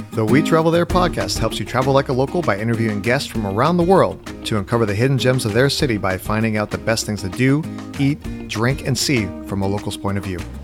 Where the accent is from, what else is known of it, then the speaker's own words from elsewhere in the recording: California, United States; moved away; I'm from California originally